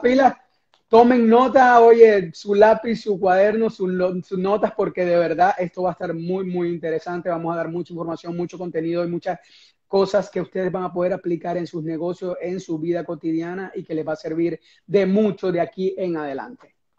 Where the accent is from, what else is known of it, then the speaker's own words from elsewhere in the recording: Venezuela; moved away as an adult; now in United States; cuando estaba en mi país de origen, que es Venezuela